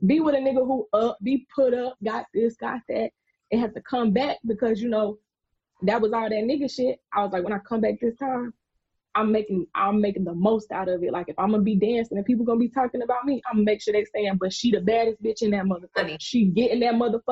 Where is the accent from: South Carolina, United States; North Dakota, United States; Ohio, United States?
South Carolina, United States; I'm from South Carolina